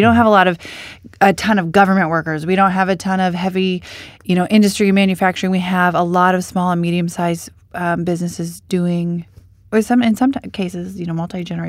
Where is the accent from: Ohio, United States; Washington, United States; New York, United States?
Washington, United States; Hawkinson; And I'm like, nope, I'm from Hawkinson. And believe it or not, there was confusion and drama around that. But it's located in the east side of Clark County is where I grew up.